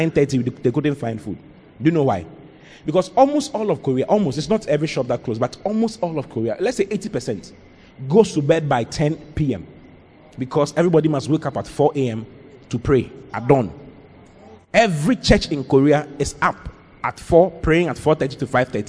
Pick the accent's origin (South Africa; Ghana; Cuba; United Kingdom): Ghana